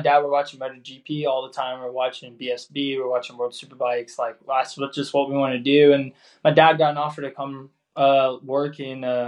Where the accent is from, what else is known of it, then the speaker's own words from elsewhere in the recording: Preston, North West England, United Kingdom; I was born in a place called Preston in England.